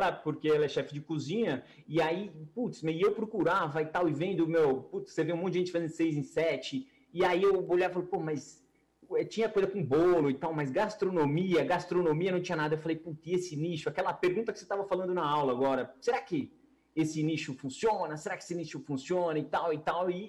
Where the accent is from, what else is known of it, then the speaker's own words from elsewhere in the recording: Brazil; Mas, né, meu, como brasileiro, assim, sei lá, eu tava um pouquinho de pé atrás